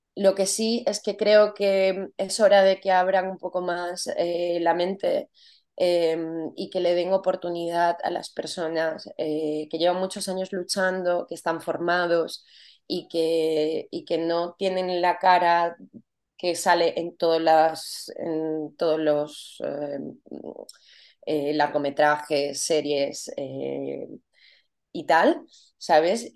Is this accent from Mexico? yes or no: no; Venezuela; moved away as an adult; also born or lived in Paris / Barcelona; now in Spain; mi país